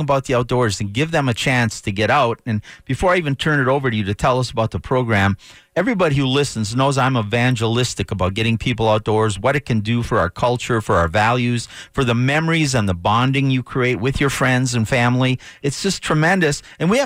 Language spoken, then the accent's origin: English; Minnesota, United States; moved away as an adult; now in Colorado, United States; I used to say I grew up in Minnesota. My wife reminds me I just got older there. But I'm fortunate to have spent the first half of my life in Minnesota and the second half in Colorado